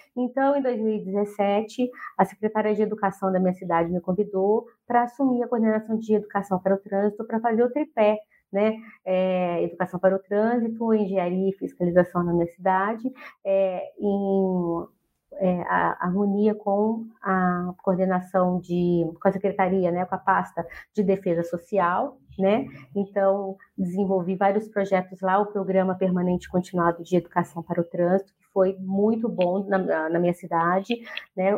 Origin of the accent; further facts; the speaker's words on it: Poços de Caldas, Minas Gerais, Brazil; moved away as an adult; now in Curitiba, Brazil; eu sou de Minas Gerais, Poços de Caldas, e estou morando aqui em Curitiba